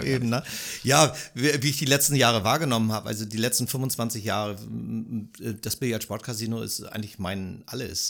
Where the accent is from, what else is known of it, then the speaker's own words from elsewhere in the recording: Germany; mich als Deutscher